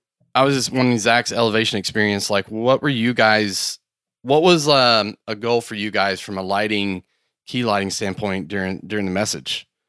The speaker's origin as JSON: {"language": "English", "region": "the South", "country": "United States", "accent": "Southern", "said": "I'm from the South."}